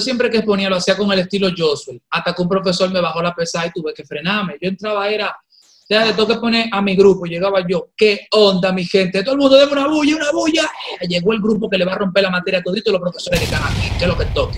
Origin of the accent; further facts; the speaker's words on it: Dominican Republic; yo soy dominicano